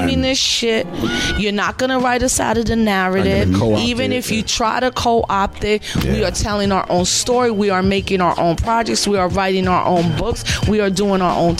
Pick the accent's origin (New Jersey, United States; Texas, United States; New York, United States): New York, United States; New York City; I'm from New York City